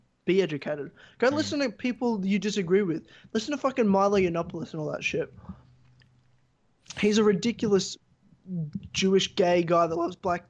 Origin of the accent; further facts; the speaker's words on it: Australia; I'm from Australia.